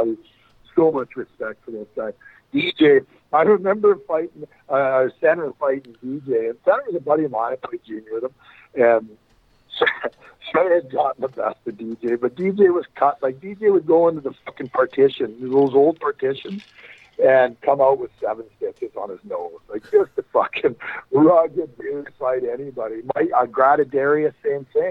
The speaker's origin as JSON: {"language": "English", "town": "Brooks", "region": "Alberta", "country": "Canada", "said": "I'm from Brooks, Alberta, which is fucking 30 minutes up the road from Medicine Hat"}